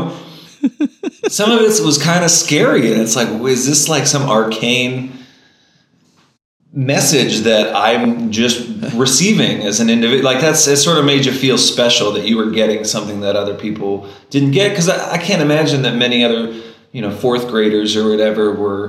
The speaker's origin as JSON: {"language": "English", "town": "Dayton", "region": "Ohio", "country": "United States", "tie": "born or raised there", "also_born_or_lived": "Columbus, Ohio", "moved": "as an adult", "lives_now": "Richmond, Virginia, United States", "said": "I grew up near Dayton, Ohio"}